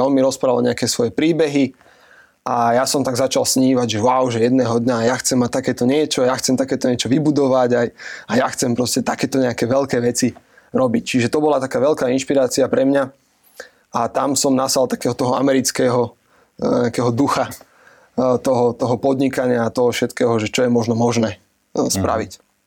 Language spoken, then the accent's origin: Slovak; Piešťany, Trnava Region, Slovakia; also born or lived in United States; ja som z Piešťan